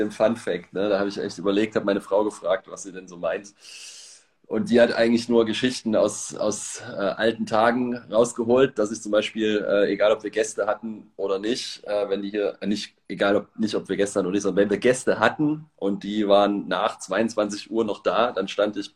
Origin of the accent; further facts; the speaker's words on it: Leipzig, Saxony, Germany; Also ich äh, bin im Osten aufgewachsen in der DDR, in Leipzig und äh, habe mit Gott gar nichts zu tun gehabt.